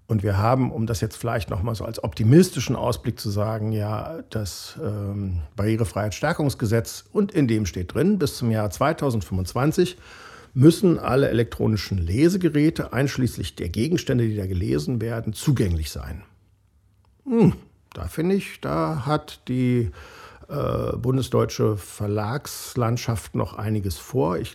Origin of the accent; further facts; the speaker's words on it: Berlin, Germany; bin ja äh, geborener Berliner und deshalb äh, als bekennender Preuße auch mal fürs Formale zuständig.